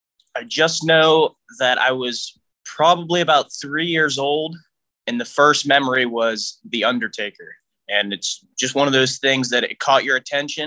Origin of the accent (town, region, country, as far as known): Altoona, Pennsylvania, United States; born or raised there